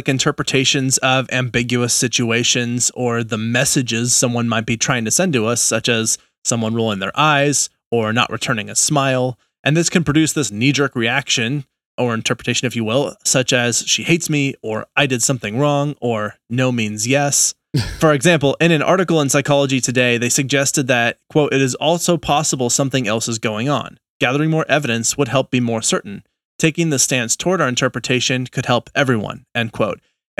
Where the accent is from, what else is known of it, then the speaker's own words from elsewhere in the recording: New England, United States; accent: New England; That was my New England accent.